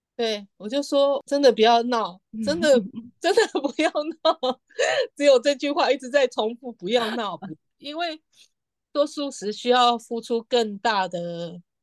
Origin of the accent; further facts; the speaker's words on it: Taiwan; moved away as an adult; now in Paris, France; 我告诉他我六月底要回台湾